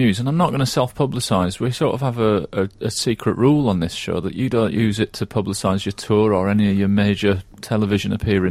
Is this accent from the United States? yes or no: no; Yorkshire and the Humber, United Kingdom; accent: Yorkshire; I say that as a Scotsman, deep down under the Yorkshire accent.